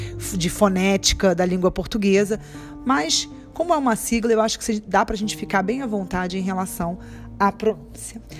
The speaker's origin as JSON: {"language": "Portuguese", "region": "Rio de Janeiro", "country": "Brazil", "accent": "carioca", "said": "nós cariocas"}